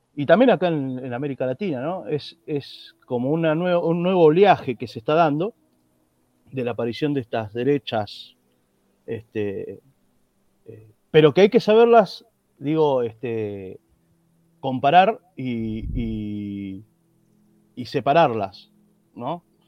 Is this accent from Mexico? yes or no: no; Argentina; como decimos aquí en Argentina